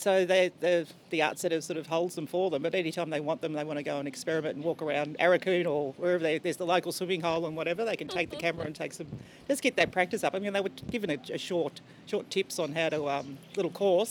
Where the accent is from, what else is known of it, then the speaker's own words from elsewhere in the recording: Melbourne, Victoria, Australia; moved away as an adult; now in Cairns, Australia; being born and bred in Melbourne